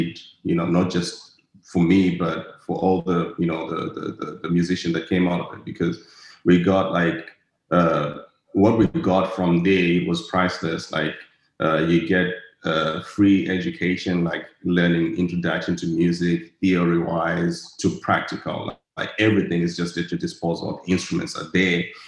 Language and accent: English; Harare, Zimbabwe; now in Dallas, United States; I come from the ghetto back in Zimbabwe, in Harare. I grew up in a place called Zivarasepa